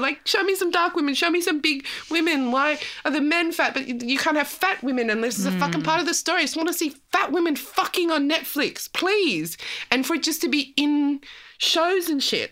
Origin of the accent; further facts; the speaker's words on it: South Africa; I'm South African